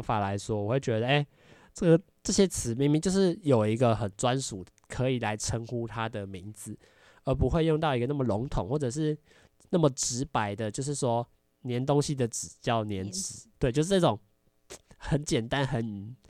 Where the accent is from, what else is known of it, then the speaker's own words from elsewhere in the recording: Malaysia; 潮州话、福建话，就是我们说我们会的方言，我们都会加在里面，嗯、因为。马来西亚其实就是没有说一直用中文